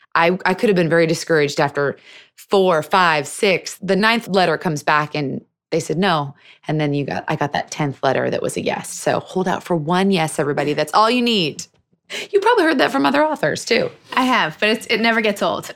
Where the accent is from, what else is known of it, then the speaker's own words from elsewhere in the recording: Seattle, Washington, United States; I was born and raised in Seattle